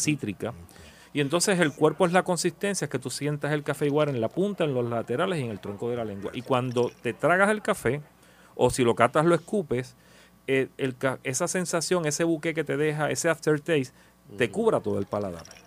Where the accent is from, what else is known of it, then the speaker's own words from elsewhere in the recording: Puerto Rico; como puertorriqueño